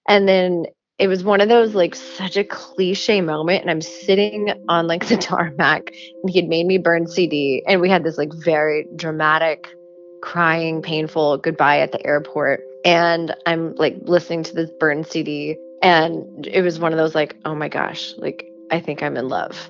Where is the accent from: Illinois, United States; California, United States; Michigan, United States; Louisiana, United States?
Illinois, United States; Jerseyville; moved away; I am from Jerseyville, Illinois, which is a tiny little agriculture town like an hour north of St. Louis